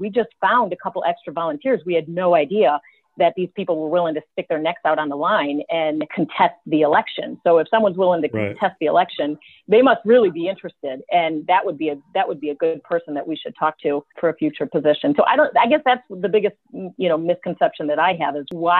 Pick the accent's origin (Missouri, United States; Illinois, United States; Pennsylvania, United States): Illinois, United States; Lake Forest; I'm from Lake Forest, you know, I've got family here